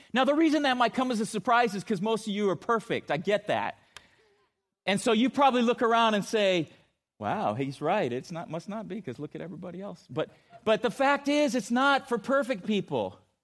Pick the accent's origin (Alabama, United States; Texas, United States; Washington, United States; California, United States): California, United States; Chula Vista; I grew up in San Diego, and, uh, in a, my hometown of Chula Vista